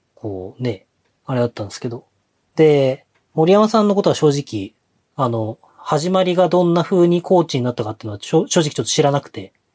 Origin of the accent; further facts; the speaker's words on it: Hokkaido, Japan; どさんこっぽい